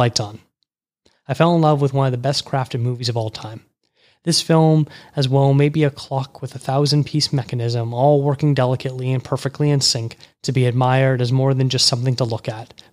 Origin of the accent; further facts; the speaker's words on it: just outside Toronto, Ontario, Canada; I was born just outside Toronto, Canada